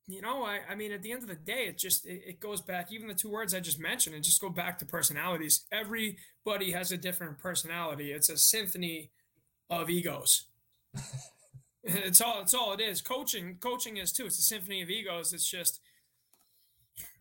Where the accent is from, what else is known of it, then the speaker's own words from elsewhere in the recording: Malden, Massachusetts, United States; moved away as an adult; now in Grand Forks, United States; I am from Malden, Massachusetts, and I currently live in Grand Forks, North Dakota